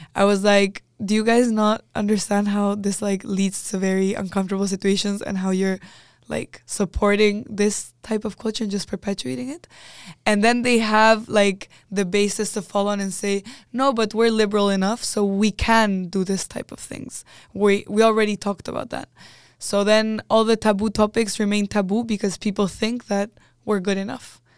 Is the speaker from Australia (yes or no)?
no; Chile; moved away as an adult; now in Netherlands; I was coming from Chile